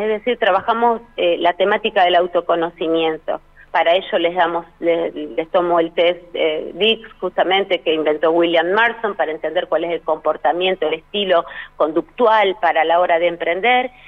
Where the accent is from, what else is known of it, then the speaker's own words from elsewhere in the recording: Rosario, Santa Fe, Argentina; Soy rosarina